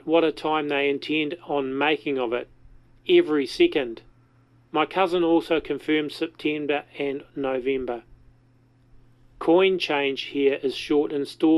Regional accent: New Zealand; accent: Kiwi; rather than my Kiwi accent

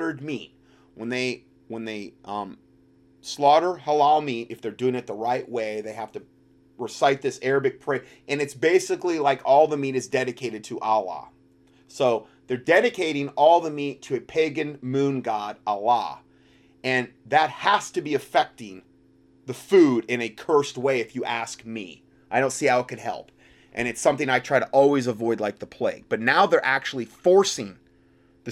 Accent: North Carolina, United States; my home state here of North Carolina.

